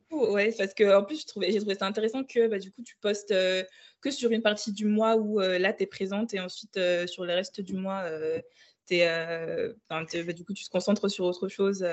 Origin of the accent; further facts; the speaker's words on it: Ouagadougou, Centre, Burkina Faso; moved away as an adult; also born or lived in Île-de-France, France; now in Lyon, France; j'ai grandi au Burkina Faso, donc à Ouagadougou, jusqu'à mon bac. Et j'ai déménagé en France donc, en 2015.